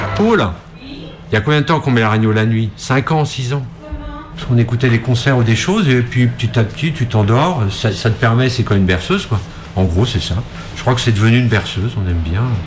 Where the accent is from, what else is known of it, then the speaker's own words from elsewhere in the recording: France; j'ai grandi à Montreux